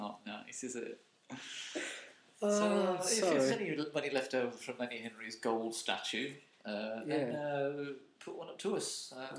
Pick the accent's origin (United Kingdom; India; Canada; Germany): United Kingdom; Dudley, West Midlands; you know me, I'm a man from Dudley.